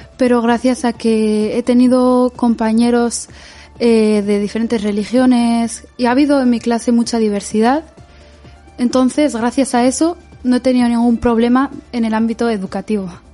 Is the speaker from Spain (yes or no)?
yes; Spain; yo por ejemplo he nacido aquí y he crecido aquí